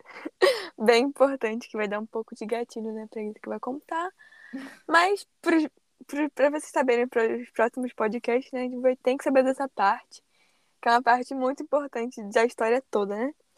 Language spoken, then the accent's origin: Portuguese; Rio de Janeiro, Brazil; sou do Rio de Janeiro. Moro em Campo Grande, uma cidade grande daqui. Carioca carioca